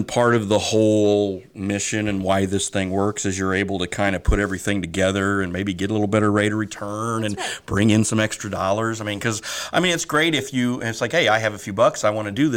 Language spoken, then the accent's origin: English; Northeast Missouri, United States; now in Quincy, United States; I grew up over in Northeast Missouri